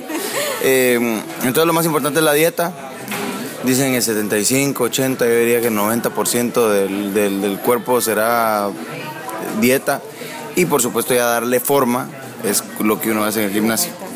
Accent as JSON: {"language": "Spanish", "town": "San Pedro Sula", "region": "Cortés", "country": "Honduras", "tie": "born or raised there", "said": "crecí en, en Honduras, en San Pedro Sula"}